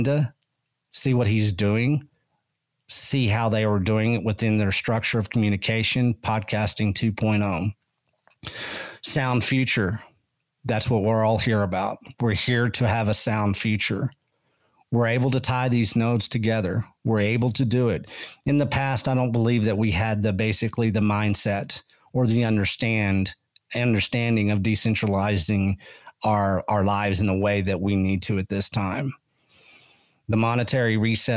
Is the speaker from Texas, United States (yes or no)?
yes; Llano Estacado, Texas Panhandle, United States; I grew up on the Llano Estacado, Panhandle, Texas.